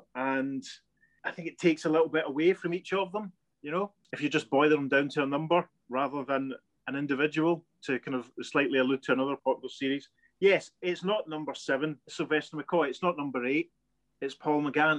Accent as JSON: {"language": "English", "town": "Paisley", "region": "Scotland", "country": "United Kingdom", "lives_now": "Glasgow, United Kingdom", "said": "I'm from Paisley, but I currently live in Glasgow."}